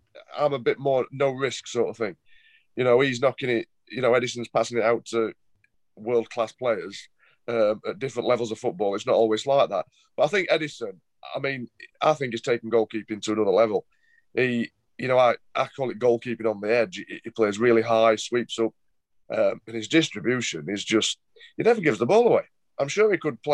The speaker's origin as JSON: {"language": "English", "town": "Sheffield", "region": "Yorkshire and the Humber", "country": "United Kingdom", "tie": "born or raised there", "said": "my hometown club, Sheffield Wednesday, which is, you know, the club I grew up supporting"}